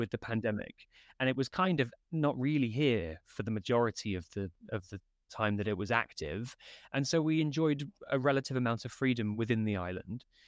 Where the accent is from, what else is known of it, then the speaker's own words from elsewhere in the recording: United Kingdom; moved away as an adult; also born or lived in Norwich / northern China; now in Taipei, Taiwan; my home country of the U K